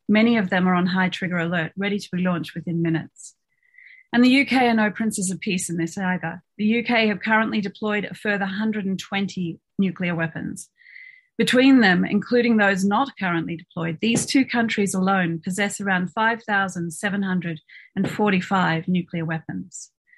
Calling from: Melbourne, Victoria, Australia; I'm speaking tonight from Nam on the lands of the Wurundjeri people

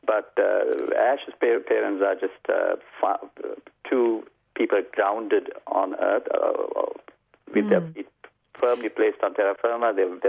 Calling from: Melbourne, Victoria, Australia; From Melbourne in Mel Park.

